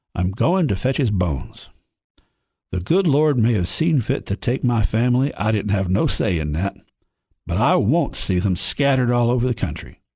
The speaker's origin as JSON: {"language": "English", "area": "White County, Upper Cumberland", "region": "Tennessee", "country": "United States", "tie": "born or raised there", "said": "born and raised here in the Upper Cumberland, born and raised in White County"}